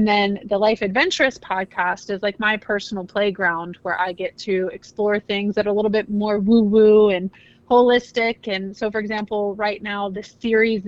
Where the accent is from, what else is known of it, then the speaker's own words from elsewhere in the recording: Fairfield, Ohio, United States; moved away; I grew up in Fairfield. So that's the burbs